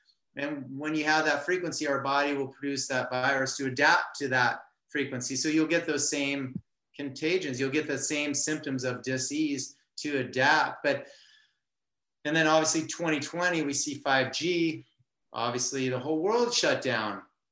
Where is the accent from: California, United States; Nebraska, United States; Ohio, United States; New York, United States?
California, United States; Southern; I'm from Southern California